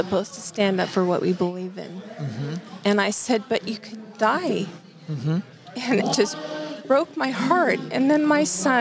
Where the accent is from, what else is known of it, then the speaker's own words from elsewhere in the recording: Burney, California, United States; also born or lived in Biggs, California; I grew up in Bernie.